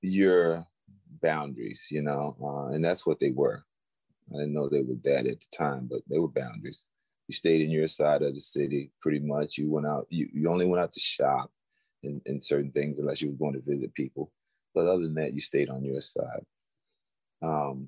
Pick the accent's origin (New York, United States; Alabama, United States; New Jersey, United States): Alabama, United States; Florence; growing up in the South, the Deep South, a little town in Alabama called Florence.